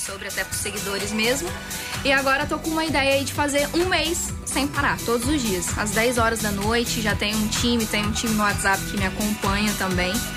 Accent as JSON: {"language": "Portuguese", "town": "Guarapari", "region": "Espírito Santo", "country": "Brazil", "said": "Sou de Guarapari, Espírito Santo."}